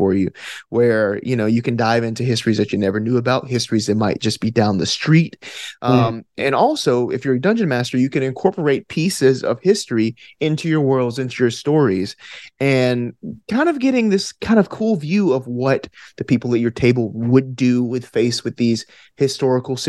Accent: Alabama, United States; accent: Alabama; my Alabama accent

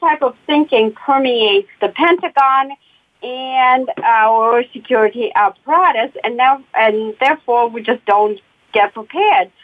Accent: Russia; now in United States; I'm Russian by birth, American by choice

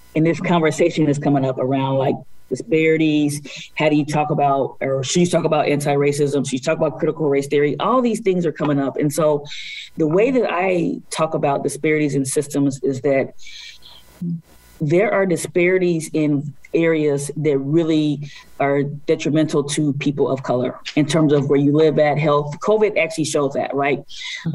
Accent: United States; being African American woman born in poverty in this country

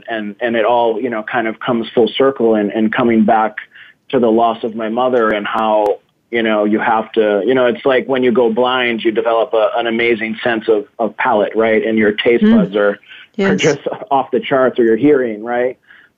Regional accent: Massachusetts, United States; also born or lived in Brazil; I was raised, when I was born in Massachusetts into my Greek family, which is my mother's family. And, you know, my father was there, but I was raised by four very strong Greek women. And then I moved to Brazil

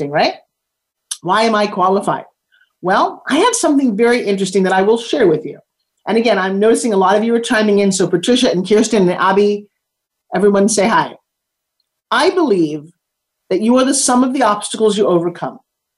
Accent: United States; I am American

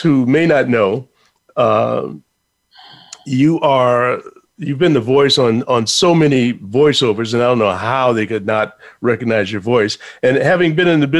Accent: Chicago, Illinois, United States; moved away as an adult; now in New York City, United States; I'm from Chicago originally

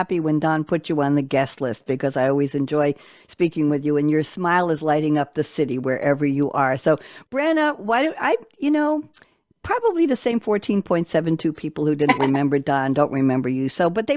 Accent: New York, United States; also born or lived in Tellico Village, Loudon, Tennessee; now in Loudon, Tennessee, United States; I am a New Yorker

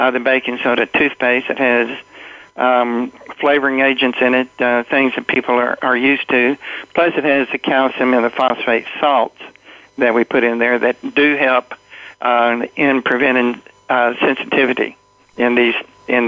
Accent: New York City, New York, United States; I was raised in the Bronx

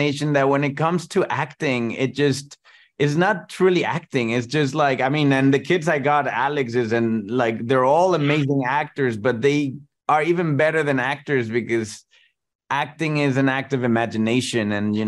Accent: Mexico; I grew up in Mexico in the 90s.

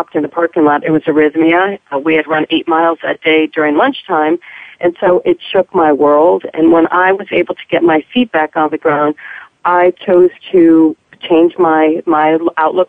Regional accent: East Coast, United States; moved away as an adult; also born or lived in Kansas City; I'm originally from the East Coast

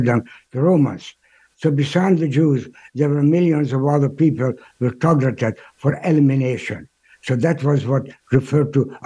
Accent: Budapest, Hungary; now in United States; I was born in Budapest, Hungary in October 31st of 1936.

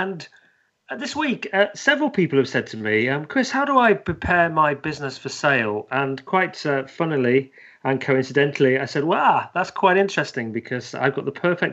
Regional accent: the north of England, United Kingdom; accent: northern; moved away as an adult; also born or lived in London; now in Leicestershire, United Kingdom; I'm actually from the north, so I say things like love and bath.

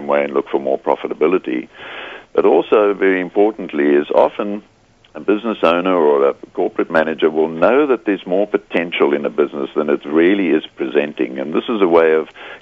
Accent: South Africa; moved away as an adult; also born or lived in Scotland (parents) / United Kingdom (Hull); now in Australia; Born in South Africa to Scottish parents, but I'm now an Australian, so if my accent catches you, that's where I'm from.

